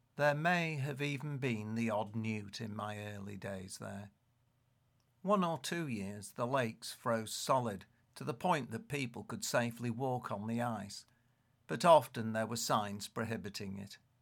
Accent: Leeds, Yorkshire and the Humber, United Kingdom; growing up in Leeds

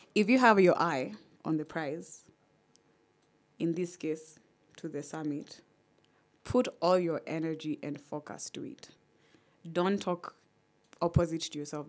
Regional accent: Kenya; I'm Kenyan

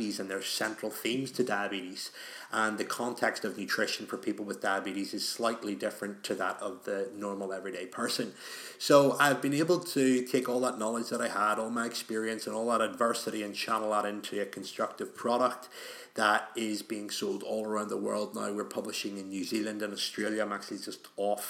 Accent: Belfast, Northern Ireland, United Kingdom; in Northern Ireland, where I'm from Belfast

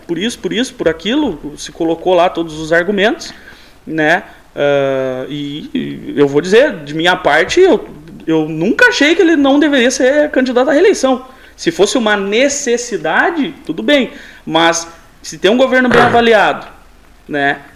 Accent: São Gonçalo do Sapucaí, Minas Gerais, Brazil; moved away as an adult; now in Pelotas, Brazil; eu sou natural de São Gonçalo de Sapucaí, é uma cidade do sul de Minas

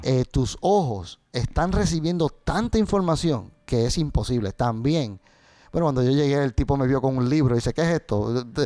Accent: Puerto Rico; mis raíces como, como puertorriqueño de la décima

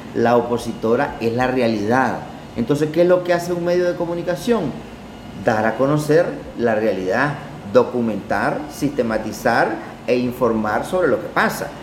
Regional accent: Nicaragua; yo como nicaragüense

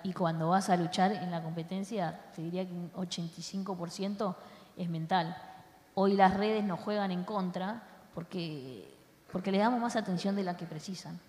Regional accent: Argentina; somos argentinos y yo amo a los argentinos, amo mi país

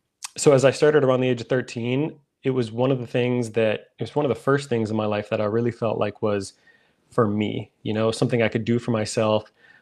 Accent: Minnesota, United States; I'm from Minnesota. That's where I live.

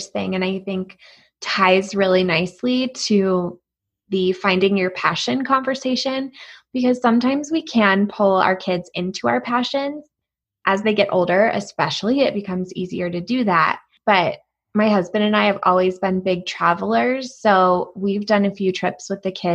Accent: East Coast, United States; now in Colorado, United States; I'm from the East Coast

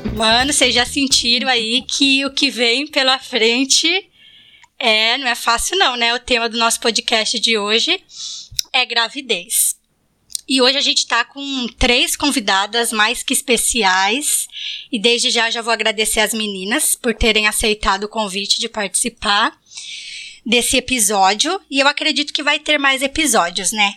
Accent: Bariri, São Paulo, Brazil; now in Florianópolis, Brazil; Eu, eu moro em Floripa, mas também vim de Bariri, então todas nós temos as raízes aí em Bariri

